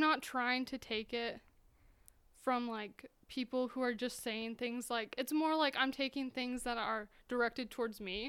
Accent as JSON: {"language": "English", "region": "Utah", "country": "United States", "tie": "born or raised there", "moved": "as an adult", "lives_now": "Montana, United States", "said": "in Utah, so I grew up in Utah."}